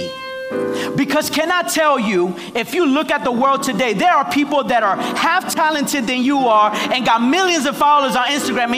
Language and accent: English; Nicaragua; moved away; I'm from Nicaragua